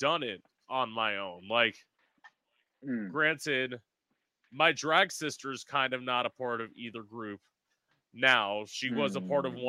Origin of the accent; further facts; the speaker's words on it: Florida, United States; I am from Florida. I'm planning on leaving this year because, like, I've never liked it here.